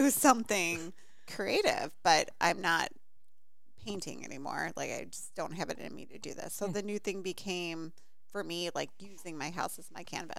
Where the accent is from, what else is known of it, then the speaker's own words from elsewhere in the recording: Illinois, United States; Middle of a cornfield, Illinois.